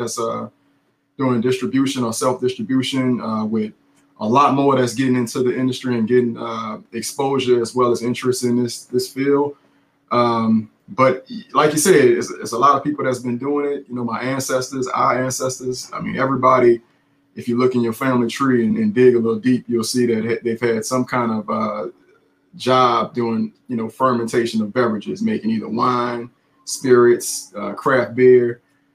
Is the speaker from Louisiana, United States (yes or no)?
yes; New Orleans, Louisiana, United States; New Orleans native, born and raised in New Orleans East